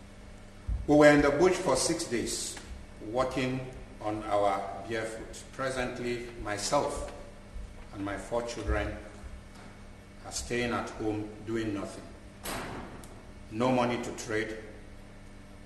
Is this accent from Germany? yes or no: no; Nigeria; I come from Nigeria. I live in Nigeria, in northern part of Nigeria.